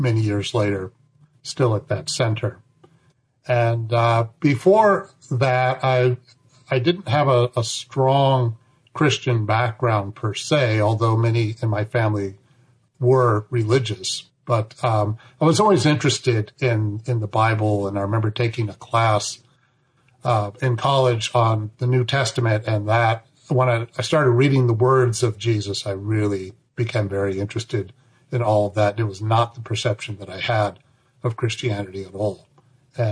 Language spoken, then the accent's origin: English; Berkeley, California, United States; I was born in Berkeley, California